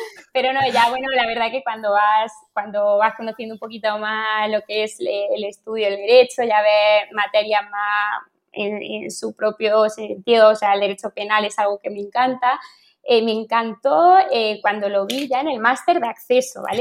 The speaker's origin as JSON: {"language": "Spanish", "town": "Berja", "region": "Andalusia", "country": "Spain", "tie": "born or raised there", "also_born_or_lived": "Madrid", "said": "de Berja, de mi pueblo"}